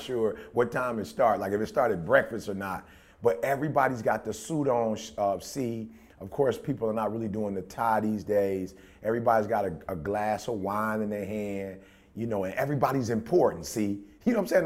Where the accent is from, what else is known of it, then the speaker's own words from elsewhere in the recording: Detroit, Michigan, United States; we grew up in Detroit.